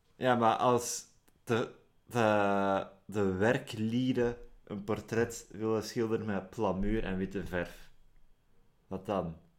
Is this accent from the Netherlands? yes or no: no; Flanders, Belgium; Ik ben Vlaming in België.